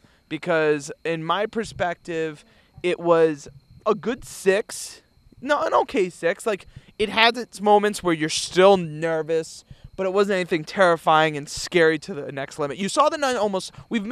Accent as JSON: {"language": "English", "country": "Canada", "said": "know, I'm French Canadian."}